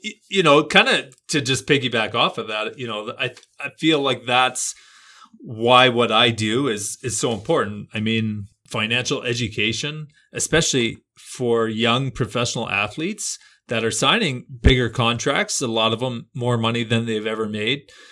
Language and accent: English; Canada; as a Canadian